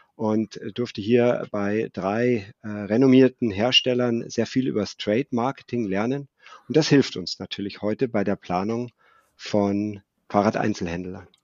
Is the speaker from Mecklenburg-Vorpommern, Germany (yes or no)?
no; Munich, Bavaria, Germany; 1972 geboren in München, lebe im malerischen Oberbayern